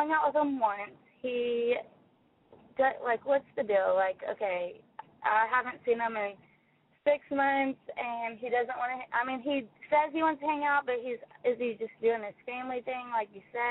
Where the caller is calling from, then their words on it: Little Rock, Arkansas, United States; I'm calling from Little Rock, Arkansas.